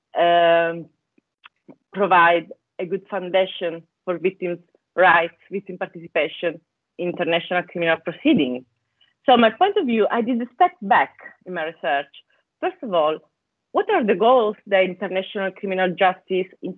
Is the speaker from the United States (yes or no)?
no; Italy; English is a second language; moved away as an adult; also born or lived in Bologna, Italy / Scotland; as you can guess from my accent, I come from Italy, is where I studied law at the University of Bologna